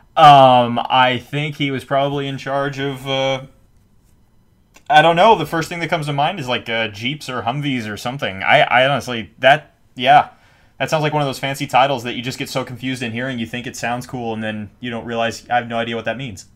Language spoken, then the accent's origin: English; Texas, United States; I'm from Texas, you know, it says I'm, I have a Texas driver's license